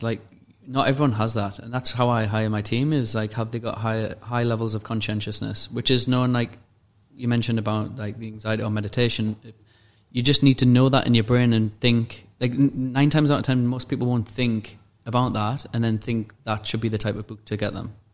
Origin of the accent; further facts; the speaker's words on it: Newcastle upon Tyne, North East England, United Kingdom; moved away as an adult; now in Dubai, United Arab Emirates; the environment I was at in uh, Newcastle